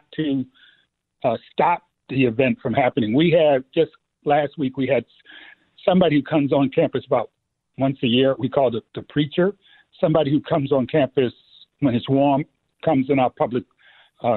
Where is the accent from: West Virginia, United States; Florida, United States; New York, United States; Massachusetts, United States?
New York, United States; New York City; growing up in the Bronx